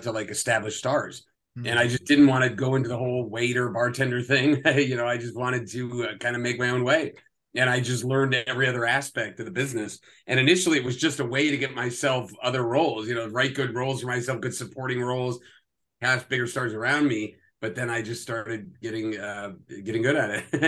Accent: New Jersey, United States; moved away as an adult; also born or lived in Red Bank, New Jersey / New York City; now in Los Angeles, United States; I grew up in Jersey, and I was born and raised in Jersey. I was born in Red Bank and then grew up in like Hunterdon County

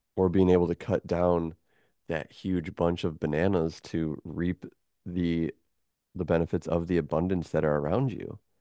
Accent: Michigan, United States; moved away as an adult; also born or lived in Chicago; now in Florida, United States; I grew up in Michigan. That was my first twenty-one years of life.

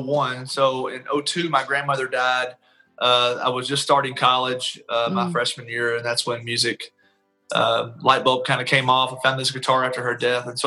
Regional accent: Taylorsville, Kentucky, United States; moved away as an adult; also born or lived in Lexington, Kentucky; now in Nashville, United States; Originally, I'm from a little small town in Kentucky called Taylorsville

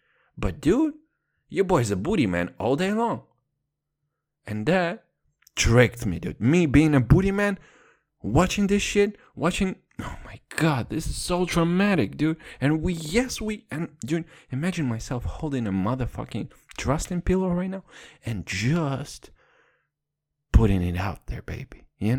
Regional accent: United Kingdom; And once again, I'm British, fucked up the whole reference.

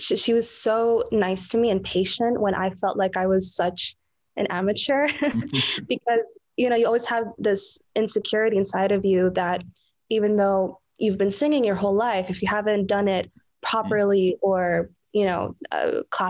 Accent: Saudi Arabia; I was born and raised in Saudi Arabia

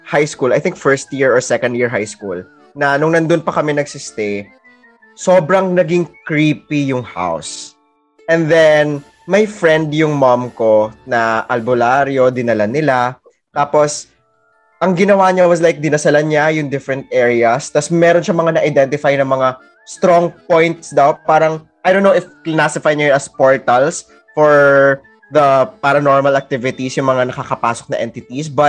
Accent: Tacloban, Eastern Visayas, Philippines; moved away; back in the province, taga Tacloban kasi ako. And then, yung house namin is an old Spanish house na style.

